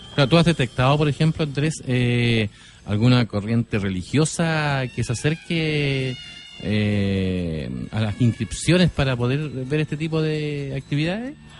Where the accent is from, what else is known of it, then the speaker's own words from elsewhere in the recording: San Antonio, Valparaíso, Chile; yo soy de San Antonio eh, oriundo de la zona de San Antonio